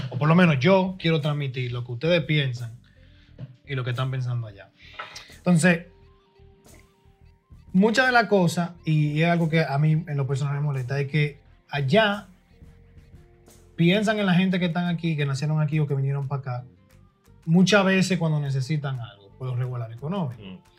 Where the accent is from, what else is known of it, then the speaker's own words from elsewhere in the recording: Dominican Republic; now in United States; la experiencia mía, mía como dominicano nacido allá y, terminado de, ser criado aquí.